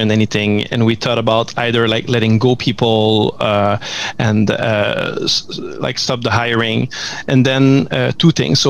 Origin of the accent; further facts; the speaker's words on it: Montreal, Quebec, Canada; we've started in Montreal, as my accent can probably tell